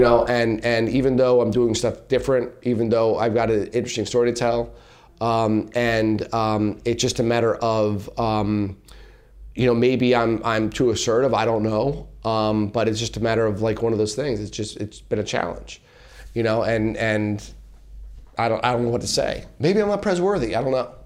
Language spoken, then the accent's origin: English; Allentown, Pennsylvania, United States; I'm from Allentown, P